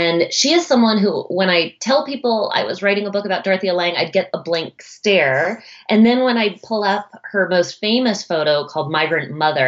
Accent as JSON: {"language": "English", "town": "Boston", "region": "Massachusetts", "country": "United States", "tie": "born or raised there", "moved": "yes", "lives_now": "Seattle, United States", "said": "I grew up right outside of Boston, Massachusetts."}